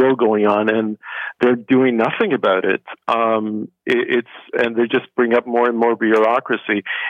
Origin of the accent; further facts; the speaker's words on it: Canada; I'm just a Canadian